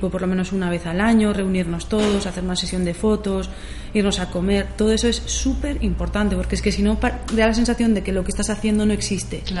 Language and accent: Spanish; Zumaia, Basque Country, Spain; empiezo a trabajar con gente de aquí, de, Zumaya